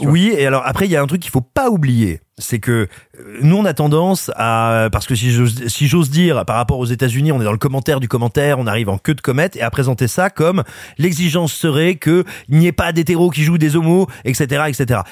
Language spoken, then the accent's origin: French; France